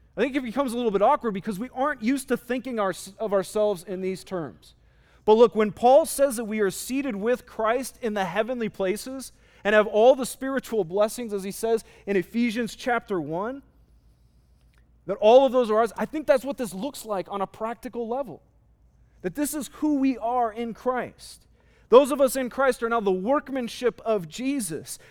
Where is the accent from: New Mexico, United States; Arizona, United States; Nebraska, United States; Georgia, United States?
Arizona, United States; Phoenix; I grew up in Arizona, specifically in Phoenix